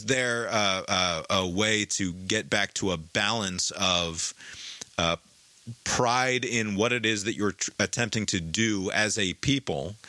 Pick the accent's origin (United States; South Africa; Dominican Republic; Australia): United States; overbearing pride in being an American